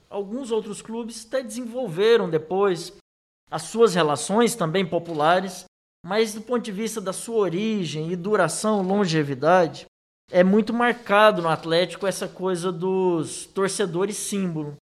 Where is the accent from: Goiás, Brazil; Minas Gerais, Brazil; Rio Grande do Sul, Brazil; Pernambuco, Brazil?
Goiás, Brazil; Goiânia; eu sentia como criança que é, nasceu em Campinas, nos bairros adjacentes